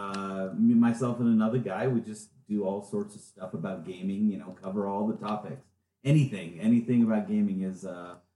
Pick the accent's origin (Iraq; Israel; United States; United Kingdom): United States; Las Vegas, Nevada; moved away as an adult; also born or lived in Logan, Utah; we moved up to Logan, Utah. I'm from Las Vegas